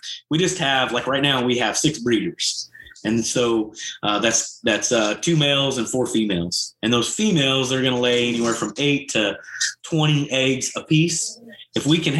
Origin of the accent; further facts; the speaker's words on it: Ouachita Mountains, Arkansas, United States; I'm from the Ouachitas.